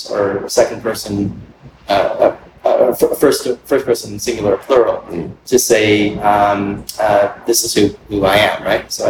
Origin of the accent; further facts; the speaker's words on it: Canada; it's like I often don't talk about myself as being Canadian, right?